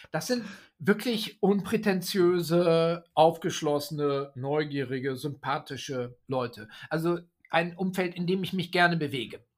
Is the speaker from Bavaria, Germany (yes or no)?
no; Oldenburg, Lower Saxony, Germany; Also ich mache einen Auftritt in der Volkshochschule in Oldenburg, weil die Stadt Oldenburg, meine Heimatstadt, hier so mhm. ständig auftaucht.